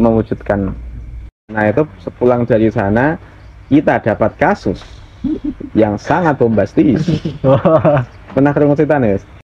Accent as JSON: {"language": "Indonesian", "town": "Pati", "region": "Central Java", "country": "Indonesia", "tie": "born or raised there", "said": "saya lahir di Desa Cebulek, Cebulek Kidul, Kecamatan Margoyoso Pati"}